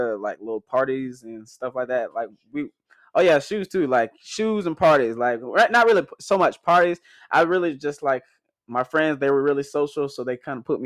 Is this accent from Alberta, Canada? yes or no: no; Toronto, Ontario, Canada; now in Jacksonville, United States; we came straight from Toronto to Jacksonville.